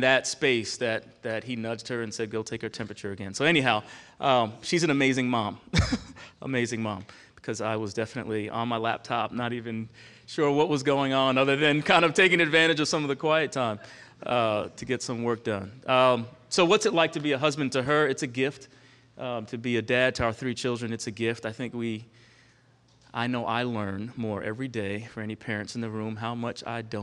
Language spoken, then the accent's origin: English; Long Island, New York, United States; moved away as an adult; now in Charlottesville, United States; Born and raised on Long Island, New York